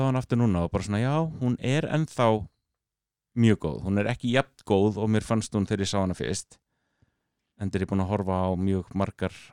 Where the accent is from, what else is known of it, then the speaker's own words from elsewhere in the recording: Akureyri, Northeastern Region, Iceland; now in United States; ég er akkuringur, ég er á norðan